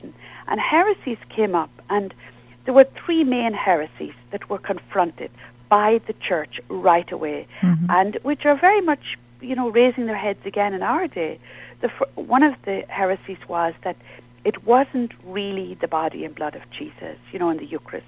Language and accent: English; Ireland; I'm from Ireland